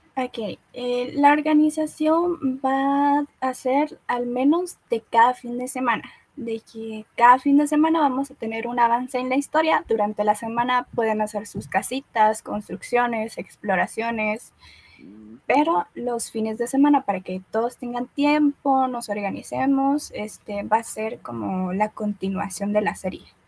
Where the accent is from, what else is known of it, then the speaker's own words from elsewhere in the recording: Guatemala; yo soy chapina, soy guatemalteca